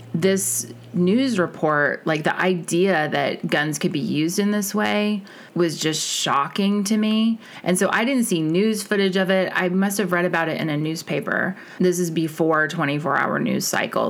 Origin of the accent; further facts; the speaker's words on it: Kansas, United States; I was born in Kansas